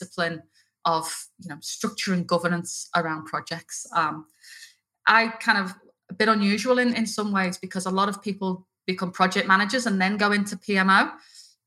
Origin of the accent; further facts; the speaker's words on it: Liverpool, North West England, United Kingdom; moved away as an adult; now in Australia; I'm not originally Australian, although I am a very proud Australian now. I'm from Liverpool in the north of England. And I've been here almost 18 years, so the accent's obviously not going anywhere.